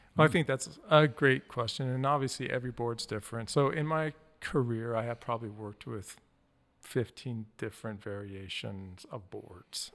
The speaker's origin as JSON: {"language": "English", "region": "Wyoming", "country": "United States", "tie": "born or raised there", "moved": "yes", "said": "I grew up in Wyoming"}